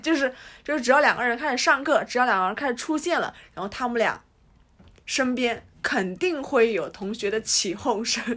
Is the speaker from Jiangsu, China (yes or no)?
yes; Jiangsu, China; 我们也是江苏人嘛